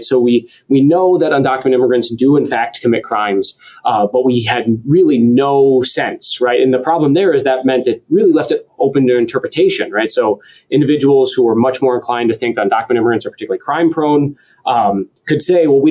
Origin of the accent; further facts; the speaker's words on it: Roseville, Michigan, United States; moved away as an adult; also born or lived in Detroit, Michigan / Pennsylvania / Indiana / Washington, D.C.; now in Wisconsin, United States; I was born in Detroit. I grew up just north of the city. So originally, I was raised in Roseville, Michigan